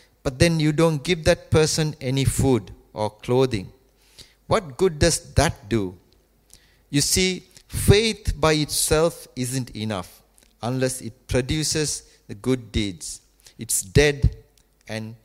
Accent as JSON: {"language": "English", "town": "Colombo", "region": "Western Province", "country": "Sri Lanka", "tie": "born or raised there", "moved": "yes", "said": "when I was growing up in Sri Lanka, our house was in the capital, Colombo"}